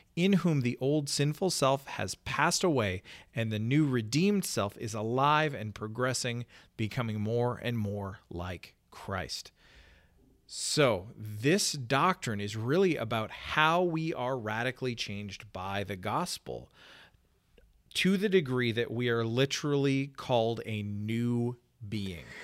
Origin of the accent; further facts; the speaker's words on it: Canada; moved away; my home country